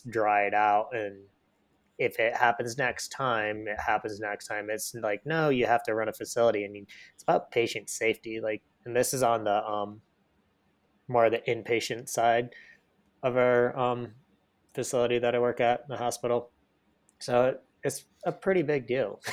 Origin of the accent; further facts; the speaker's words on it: Michigan, United States; moved away; where I grew up in Michigan